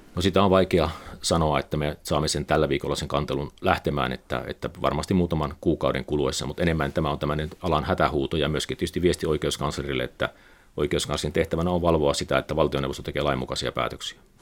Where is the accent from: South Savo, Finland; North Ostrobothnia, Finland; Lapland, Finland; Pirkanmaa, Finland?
South Savo, Finland; Pieksämäki; moved away; olin Pieksämäkeläinen aina. aina. Et se oli pieni vireä kaupunki 70-80-luvulla, kun asuin siellä ja, ja se, siellä oli, oli hyvä, hyvä, hyvä lapsuus, hyvä nuoruus